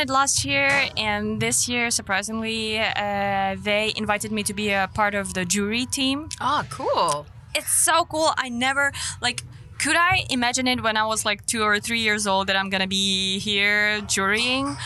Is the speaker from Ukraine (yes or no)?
yes; Ukraine; moved away as an adult; I'm from Ukraine.